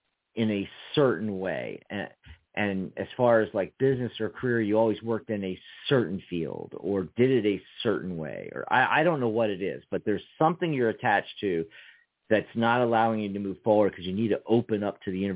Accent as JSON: {"language": "English", "region": "East Coast", "country": "United States", "tie": "born or raised there", "moved": "yes", "lives_now": "Arizona, United States", "said": "I grew up on the East Coast, escaped to the West Coast."}